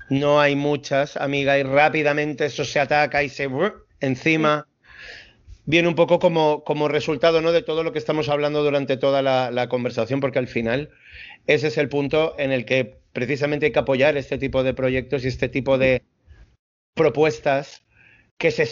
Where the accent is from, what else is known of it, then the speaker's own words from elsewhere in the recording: Madrid, Community of Madrid, Spain; muchas veces la, jerga madrileña, pierdo muchas veces la forma de hablar de la gente.